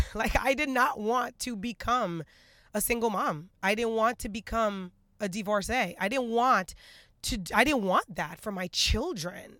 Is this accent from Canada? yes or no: no; Haiti; moved away; I'm, I'm originally from Haiti, so I'm a very traditional Caribbean